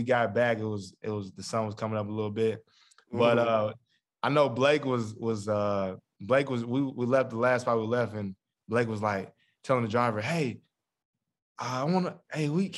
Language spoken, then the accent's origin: English; Milan, Tennessee, United States; my hometown